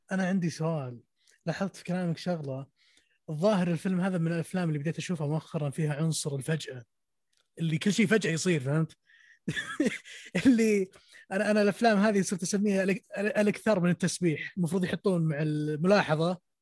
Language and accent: Arabic; Saudi Arabia; في السعوديه عندنا في السعوديه